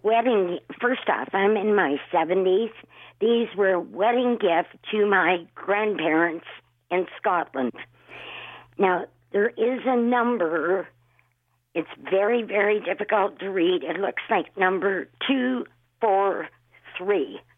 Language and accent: English; Sarnia, Ontario, Canada; I'm from Sarnia